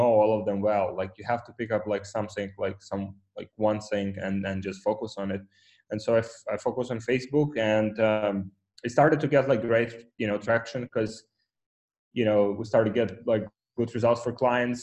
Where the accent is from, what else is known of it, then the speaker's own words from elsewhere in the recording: Ukraine; English is a second language; moved away as an adult; now in Poland; I was born in Ukraine